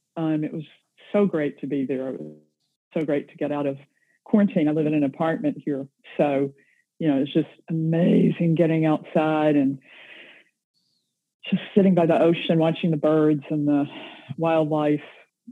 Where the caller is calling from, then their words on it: Vancouver, British Columbia, Canada; I am calling in from Gastown in Vancouver, British Columbia, in Canada.